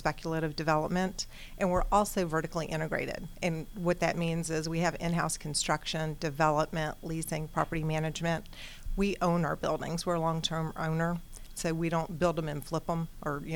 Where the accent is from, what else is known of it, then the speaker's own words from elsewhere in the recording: Atlanta, Georgia, United States; also born or lived in Florida; I'm from Atlanta